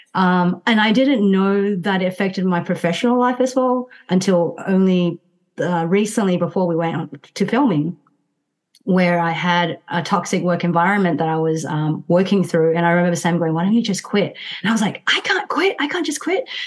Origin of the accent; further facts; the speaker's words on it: Myanmar; moved away; went back to my home country which is burma